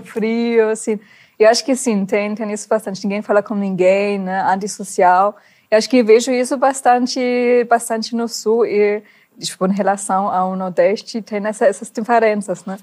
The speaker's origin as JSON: {"language": "Portuguese", "country": "Germany", "second_language": "Portuguese", "moved": "as an adult", "lives_now": "Brazil", "said": "sendo uma alemã"}